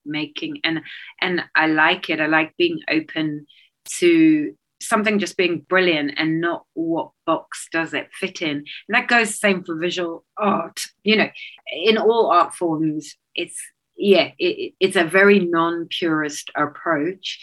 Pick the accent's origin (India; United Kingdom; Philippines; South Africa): South Africa; moved away; I grew up in South Africa